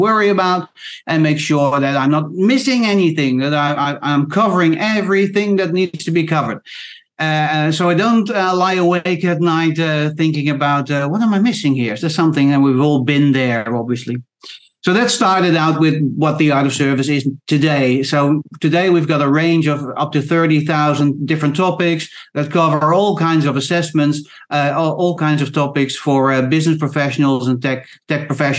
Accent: Queensland, Australia; I don't sound Australian, but I am Australian, so I'm in Australia.

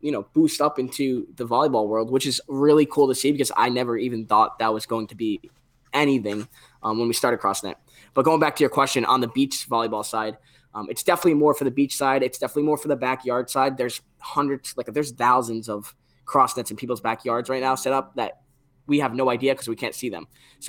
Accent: New England, United States; CanJam is huge in New England, where we grew up in Northeast.

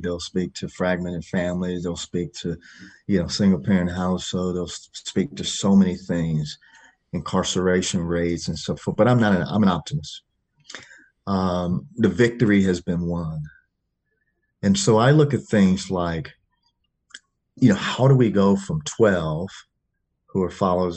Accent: Chicago, Illinois, United States; I grew up in Chicago, Illinois

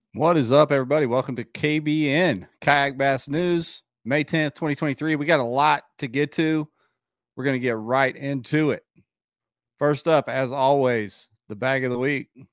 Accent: Ohio, United States; my home state of Ohio

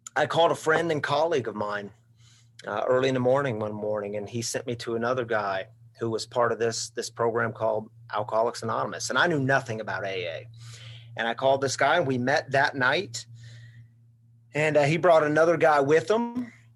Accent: Missouri, United States; moved away as an adult; also born or lived in Michigan; I grew up in Missouri

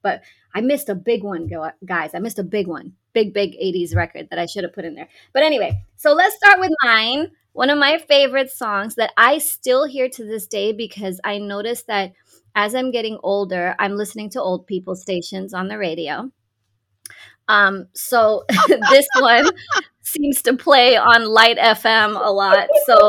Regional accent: Dubai, United Arab Emirates; And also, I grew up in Dubai. It was a British influence.

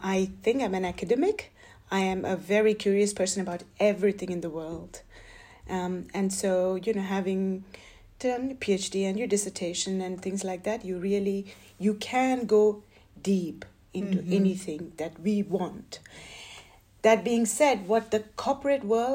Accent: India; moved away as an adult; also born or lived in United States; now in Switzerland; I am an Indian American. So I spent my growing years in India, and then I moved to the States

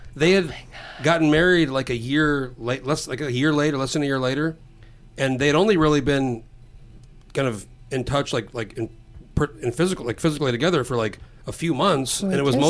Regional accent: New Mexico, United States; now in Alaska, United States; where I grew up in New Mexico

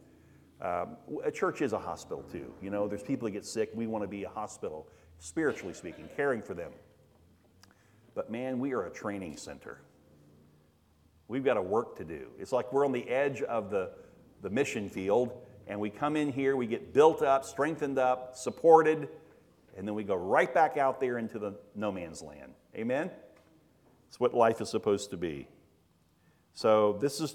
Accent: Daytona Beach, Florida, United States; we were raised in Daytona

